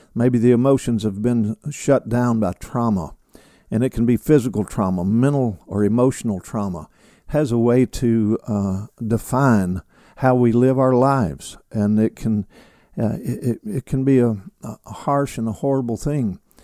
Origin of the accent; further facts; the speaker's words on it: Kentucky, United States; now in Alabama, United States; my home state, which is Kentucky. I'm a, I'm a son of Kentucky, a son of the South